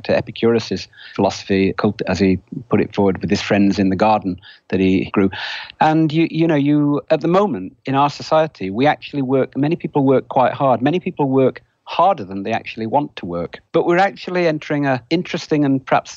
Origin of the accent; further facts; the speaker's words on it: United Kingdom; now in United States; You can probably tell from my accent, I'm not originally American. I grew up in Britain